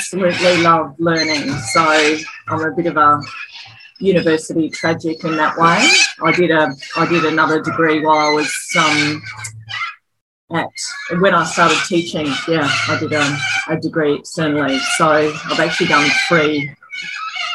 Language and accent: English; Brisbane, Queensland, Australia; also born or lived in Mount Isa / Sunshine Coast; now in Toowoomba, Australia; I was born in Brisbane, and I actually went to school at St. Peter's in Brisbane